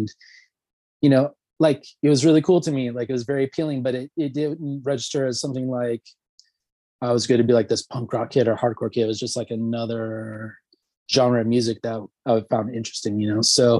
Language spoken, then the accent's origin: English; Alabama, United States; born there; also born or lived in Kentucky / Tennessee; No, actually I was born in Alabama. My father was in the military, so I happened to be there when I was born, and we traveled quite a bit.